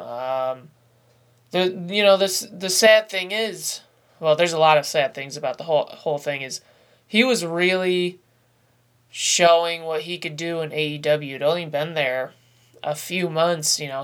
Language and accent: English; upstate New York, United States; being a New Yorker myself, uh, an upstate New Yorker